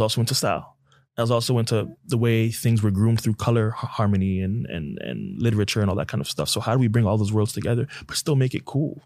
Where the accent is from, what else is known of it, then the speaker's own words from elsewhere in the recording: Toronto, Ontario, Canada; now in United States; born and raised in Toronto, Canada, to two Nigerian parents